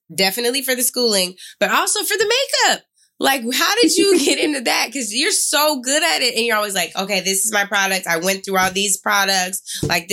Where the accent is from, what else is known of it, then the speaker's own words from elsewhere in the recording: Seattle, Washington, United States; I grew up in the Seward Park area and was Holy Names and then UW and then Seattle U for law school